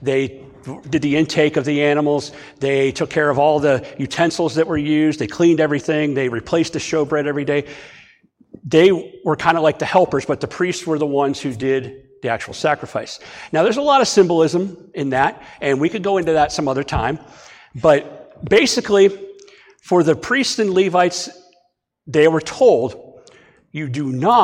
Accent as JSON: {"language": "English", "town": "Ashtabula", "region": "Ohio", "country": "United States", "tie": "born or raised there", "also_born_or_lived": "Martins Ferry, Ohio", "moved": "yes", "lives_now": "Bellaire, United States", "said": "My hometown, Ashtabula"}